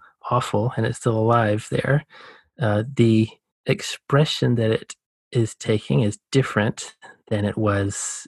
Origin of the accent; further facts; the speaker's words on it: rural Georgia, United States; I grew up in the Southeast US, you know, the Deep South